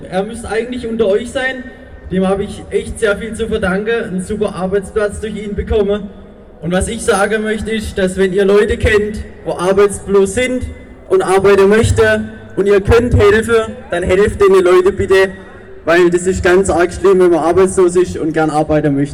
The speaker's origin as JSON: {"language": "German", "town": "Straubenhardt", "region": "Baden-Württemberg", "country": "Germany", "said": "ich komme aus der Ecke von Pforzheim, genau gesagt aus Schrauberhardt."}